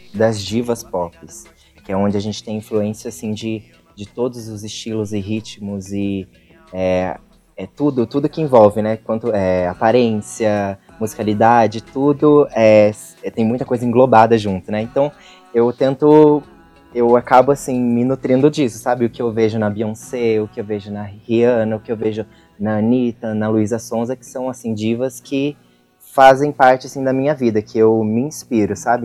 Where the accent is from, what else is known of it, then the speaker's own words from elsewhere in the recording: São José dos Campos, São Paulo, Brazil; Sou de São José dos Campos, artista independente